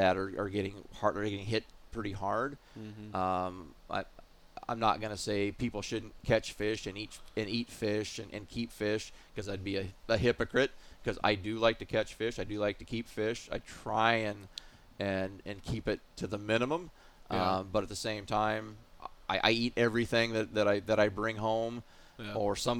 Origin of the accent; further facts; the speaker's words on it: Pacific Northwest, United States; I grew up in the Pacific Northwest. I was fortunate enough to live in the late 60s, early 70s when the steelhead and salmon fishery was phenomenal.